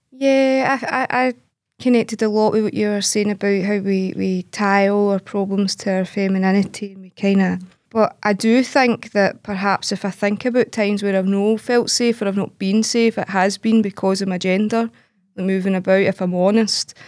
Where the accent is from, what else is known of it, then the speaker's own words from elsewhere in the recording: Glasgow, Scotland, United Kingdom; I'm from Glasgow. I've lived in Glasgow my whole life. I grew up, eh, in a scheme in the East End of Glasgow